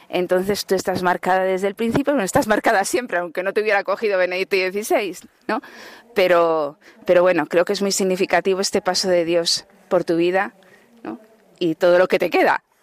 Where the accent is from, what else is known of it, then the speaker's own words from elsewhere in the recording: Madrid, Community of Madrid, Spain; soy de Madrid, estoy estudiando bachiller